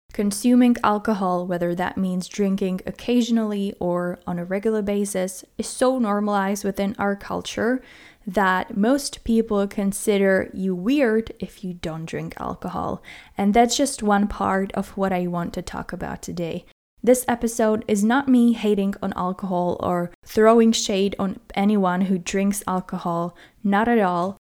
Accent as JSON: {"language": "English", "country": "Czechia", "tie": "born or raised there", "moved": "yes", "said": "I was born in the Czech Republic"}